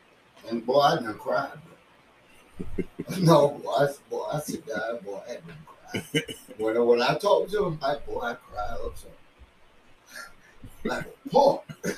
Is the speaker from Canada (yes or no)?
no; India; So I'm from India, and I come in here.